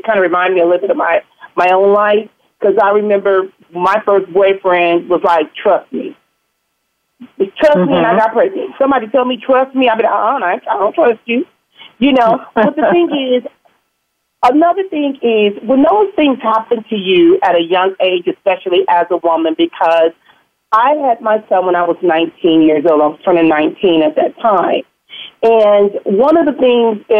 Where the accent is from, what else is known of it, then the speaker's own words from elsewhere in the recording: Compton, California, United States; where I grew up in Compton